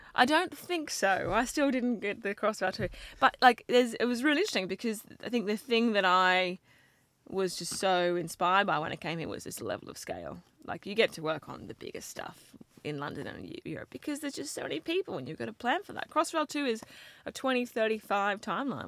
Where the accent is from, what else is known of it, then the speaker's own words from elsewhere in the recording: Brisbane, Queensland, Australia; accent: Australian; moved away as an adult; I grew up in Brisbane.